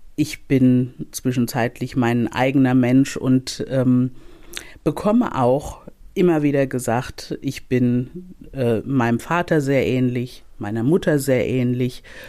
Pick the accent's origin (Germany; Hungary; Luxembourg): Germany; Mainz, Rhineland-Palatinate; Ich bin, also ich bin in Mainz aufgewachsen. Ich bin auch in Mainz geboren